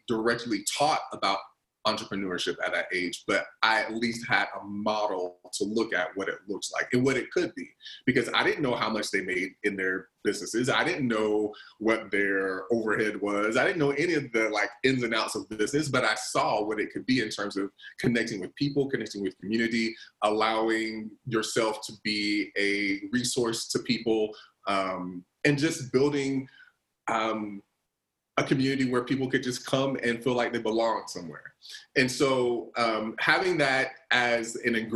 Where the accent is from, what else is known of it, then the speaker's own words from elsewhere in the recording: the Carolinas, United States; growing up, I'm originally from the Carolinas